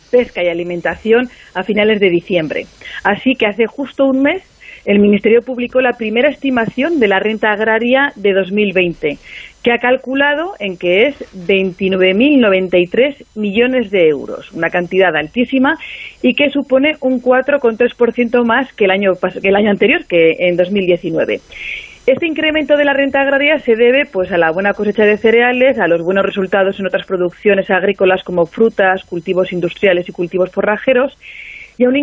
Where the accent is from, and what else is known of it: Aragon, Spain; now in Zaragoza, Spain